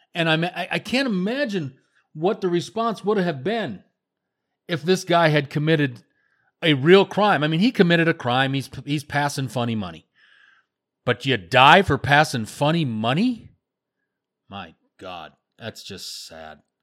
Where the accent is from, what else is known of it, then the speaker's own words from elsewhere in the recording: United States; now in Canada; I am an American. I live in the great country of Canada. Um, been here for twenty-four years